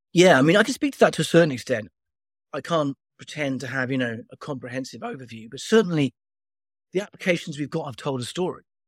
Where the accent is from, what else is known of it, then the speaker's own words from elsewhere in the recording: Wales, United Kingdom; I'm from Wales